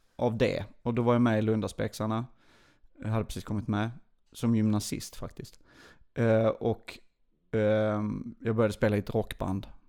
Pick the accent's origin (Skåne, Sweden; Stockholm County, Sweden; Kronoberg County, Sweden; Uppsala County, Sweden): Skåne, Sweden; Lund; also born or lived in Burlöv / Åkarp / United States; jag är från Lund